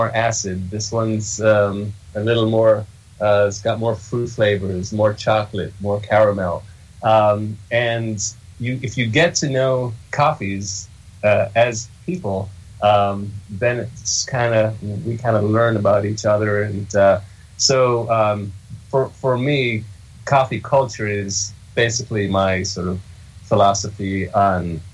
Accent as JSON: {"language": "English", "country": "Jamaica", "tie": "born or raised there", "moved": "yes", "said": "I was born in Jamaica, and it's a country and a culture with a rich coffee culture, very ingrained"}